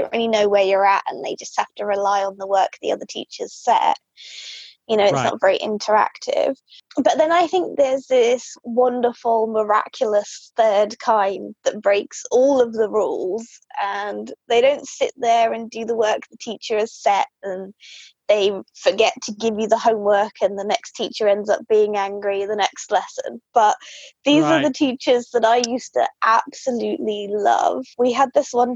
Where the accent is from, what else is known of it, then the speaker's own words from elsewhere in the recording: Soham, East of England, United Kingdom; also born or lived in Sheffield; I grew up in a place called Soham in the UK, which is quite a small town. It's in Cambridgeshire